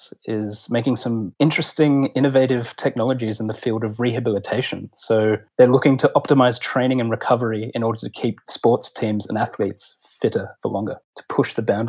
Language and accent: English; Australia; I'm from Australia